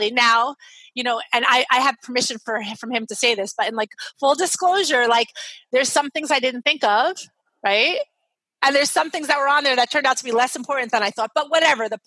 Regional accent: Brooklyn, New York, United States; He's like from rural Maine. I'm from Brooklyn, New York.

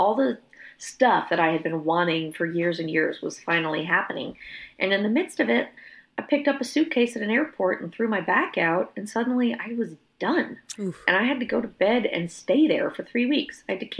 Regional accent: Austin, Texas, United States; In my hometown of Austin, I went for several years where I was hosting a songwriter event on Monday nights

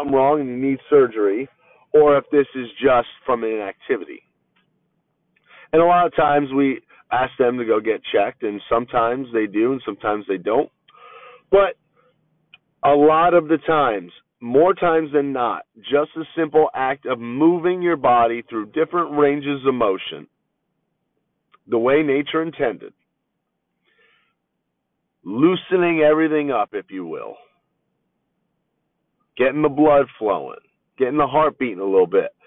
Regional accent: East Coast, United States; now in Southern California, United States; where I'm from on the East Coast

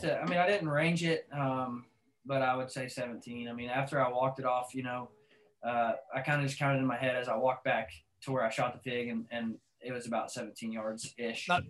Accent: Arkansas, United States; I grew up in Arkansas

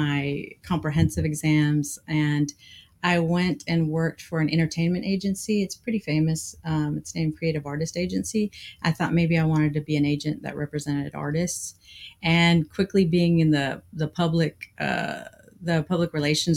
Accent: Austin, Texas, United States; moved away as an adult; also born or lived in Dallas, Texas / Woodbridge, Virginia / California; now in Los Angeles, United States; I'm originally born in Dallas, and was raised in Virginia, Woodbridge, Virginia area, some of my childhood. And then we moved back to Austin when I was like in middle school, and I was raised in Austin

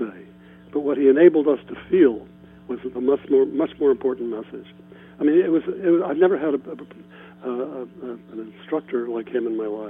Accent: Ohio, United States; moved away as an adult; also born or lived in New York; I grew up in Ohio.

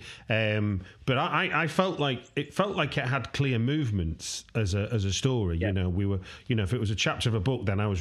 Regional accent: United Kingdom; as a British person

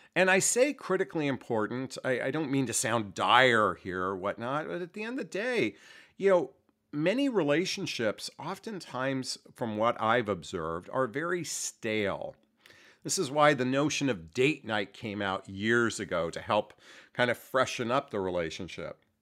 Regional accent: United States; I was born and raised here in the United States

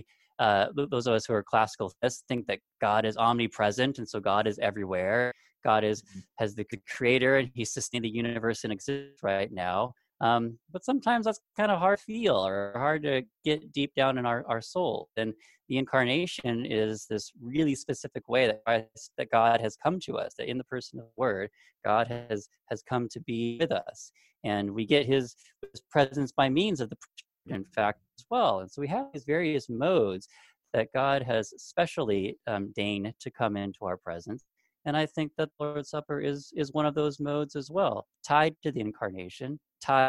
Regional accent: Southern California, United States; moved away; I'm from Southern California originally

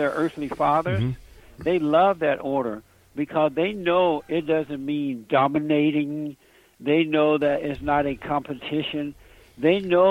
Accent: Alabama, United States; now in Los Angeles, United States; I grew up on a plantation down in Alabama. I grew up under the Jim Crow laws. I'm in Los Angeles, California now

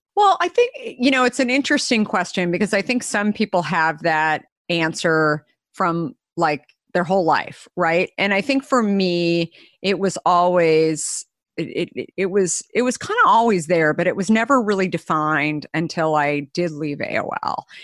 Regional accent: Arizona, United States; moved away; I grew up in Arizona

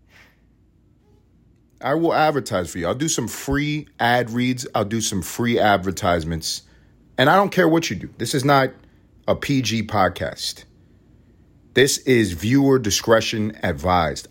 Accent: United States; we are American

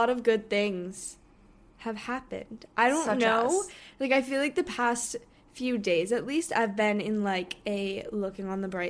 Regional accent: Hong Kong; one of our friends that we grew up with in Hong Kong, she goes to school in London now.

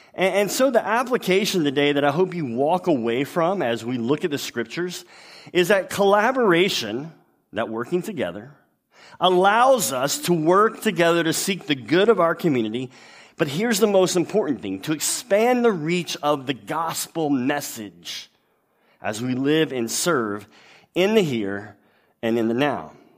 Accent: Louisiana, United States; I'm from Louisiana, which is a, a much better place than the state next to it, Texas.

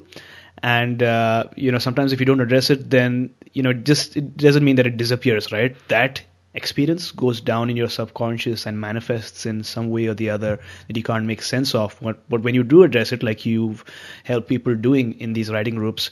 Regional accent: Mumbai, Maharashtra, India; now in Vancouver, Canada; I'm based in Vancouver, Canada right now, but recently I had gone back to my hometown in Mumbai, India.

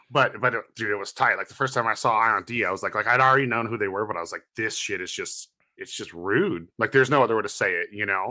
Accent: Santa Cruz, California, United States; you're one of the kids like me, where you're from Santa Cruz, and then you're like, "Yeah, I'm from Santa Cruz."

